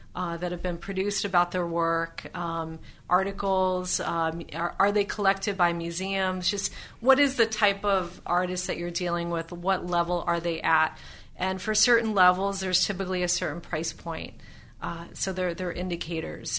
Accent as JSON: {"language": "English", "country": "United States", "tie": "born or raised there", "said": "I only knew growing up in the United States"}